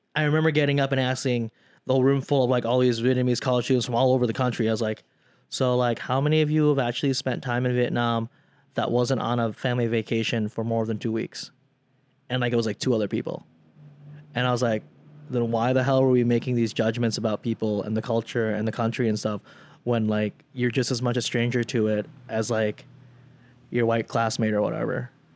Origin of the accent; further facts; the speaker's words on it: South Dakota, United States; moved away; also born or lived in Chicago; we grew up in South Dakota, isolated